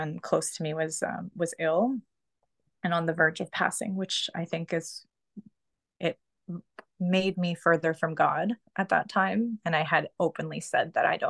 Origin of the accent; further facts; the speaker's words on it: Canada; also born or lived in Pakistan; I'm in Canada. So we came here when I was 2, so like 32 years ago.